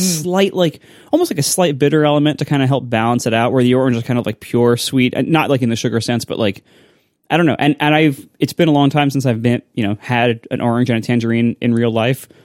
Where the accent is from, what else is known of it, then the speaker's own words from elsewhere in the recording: Ohio, United States; I grew up in Ohio